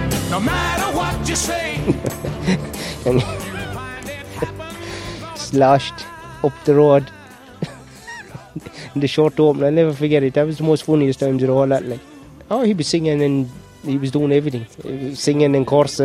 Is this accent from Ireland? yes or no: yes; Limerick, Munster, Ireland; I came from St Mary's Park